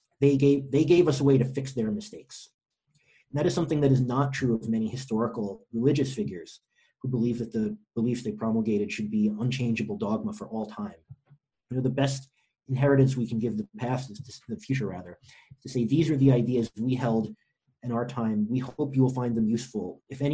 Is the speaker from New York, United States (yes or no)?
yes; New York, United States; born or raised there